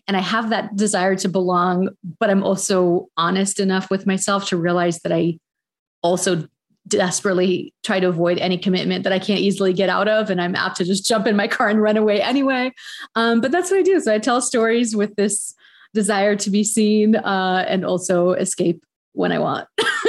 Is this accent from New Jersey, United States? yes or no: no; San Francisco, California, United States; born there; I guess starting at the beginning, I was born in San Francisco.